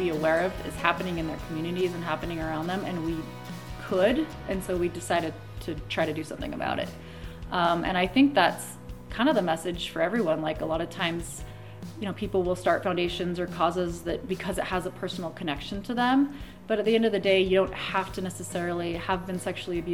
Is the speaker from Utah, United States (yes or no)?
yes; Layton, Utah, United States; also born or lived in Logan, Utah; I'm from Utah. I grew up in Davis County area, Layton, Utah